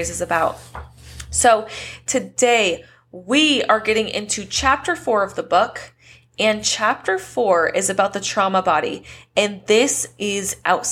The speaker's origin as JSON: {"language": "English", "region": "Southern California", "country": "United States", "tie": "born or raised there", "moved": "as an adult", "lives_now": "Las Vegas, United States", "said": "moving out of my hometown in this tiny-ish place in Southern California into a brand new state"}